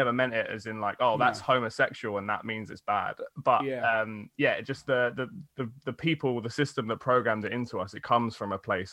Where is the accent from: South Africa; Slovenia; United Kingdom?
United Kingdom; now in London, United Kingdom; We're all from the South